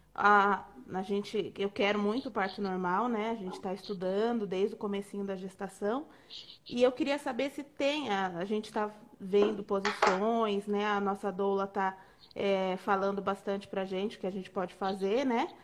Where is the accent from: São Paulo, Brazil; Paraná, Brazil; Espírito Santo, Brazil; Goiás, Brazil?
São Paulo, Brazil; Porto Feliz; nós somos de Porto Feliz